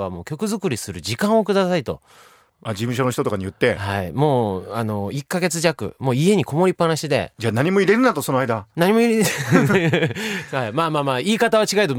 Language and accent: Japanese; Akita, Japan; moved away; 僕なんかが秋田で育った頃に